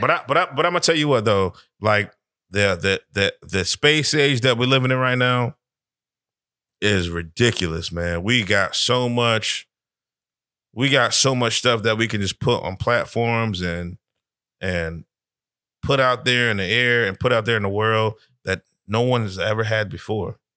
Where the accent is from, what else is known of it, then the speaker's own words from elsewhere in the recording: Connecticut, United States; I'm from up top. I'm from Connecticut